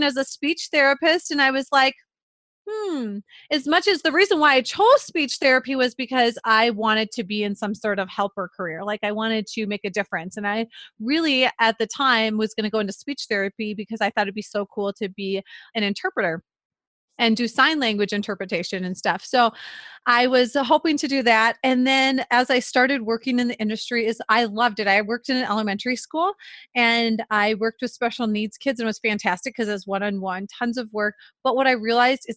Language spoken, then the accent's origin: English; central Minnesota, United States; accent: Minnesota; I was actually grew up in central Minnesota